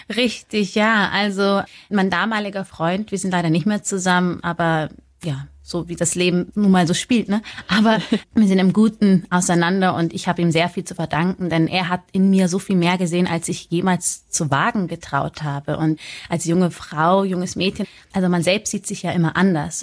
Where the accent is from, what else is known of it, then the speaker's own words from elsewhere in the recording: Munich, Bavaria, Germany; ich komme ja aus München